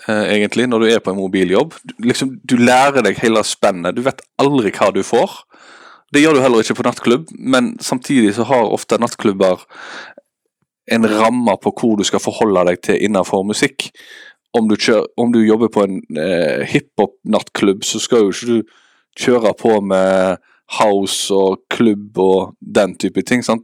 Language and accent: Norwegian; Western Norway, Norway; now in Eastern Norway; Uh, jeg sier det at jeg er en klimaflyktning med at jeg er fra Vestlandet og flytta til Østlandet.